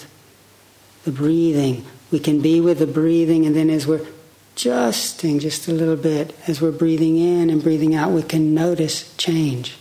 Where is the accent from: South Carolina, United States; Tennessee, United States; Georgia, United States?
Tennessee, United States; Chattanooga; I grew up on Lake Chickamauga, outside of Chattanooga, Tennessee